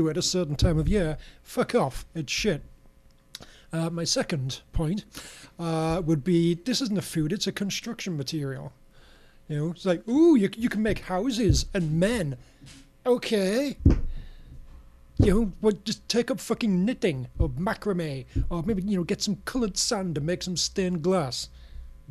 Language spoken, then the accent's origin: English; United Kingdom; moved away; I grew up in Britain.